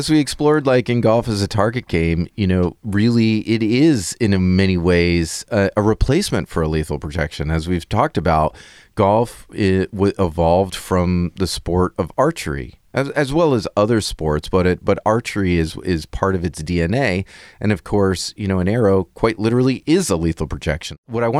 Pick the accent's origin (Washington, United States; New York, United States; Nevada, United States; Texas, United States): New York, United States; I'm from New York, so maybe it does come through a little.